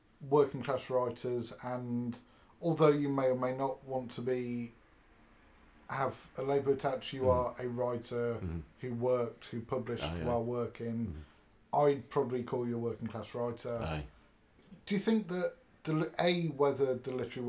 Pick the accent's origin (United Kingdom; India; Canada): United Kingdom; England; I come from England